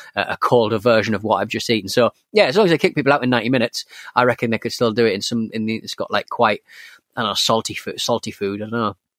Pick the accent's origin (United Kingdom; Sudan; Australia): United Kingdom; North East England; was from the northeast of England